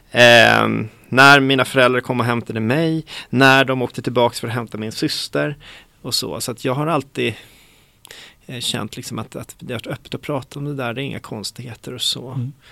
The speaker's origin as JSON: {"language": "Swedish", "town": "Stockholm", "region": "Stockholm County", "country": "Sweden", "tie": "born or raised there", "also_born_or_lived": "Bogotá, Colombia", "said": "växte upp här i Stockholm, mm. i Mälarhöjden. Det är ett villaområde som ligger strax söder om Hornstull skulle man kunna säga."}